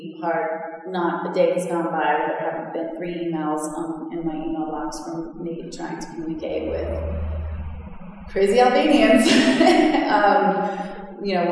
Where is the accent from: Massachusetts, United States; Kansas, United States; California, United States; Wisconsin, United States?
Massachusetts, United States; Watertown; accent: Boston; moved away as an adult; we grew up in Watertown